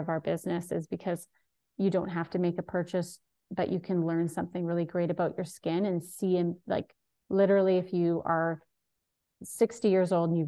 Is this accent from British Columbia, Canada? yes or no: yes; Vancouver Island, British Columbia, Canada; I live in beautiful Vancouver Island. And yeah, I was born in Vancouver, but I grew up here